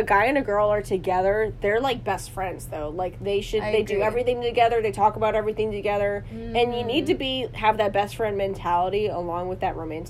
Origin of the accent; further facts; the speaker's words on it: the North, United States; accent: northern; moved away; I'm still sitting in my northern accent.